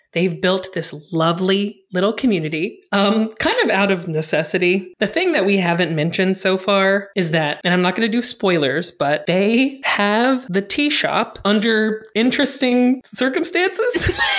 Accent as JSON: {"language": "English", "region": "Indiana", "country": "United States", "said": "I'm from Indiana"}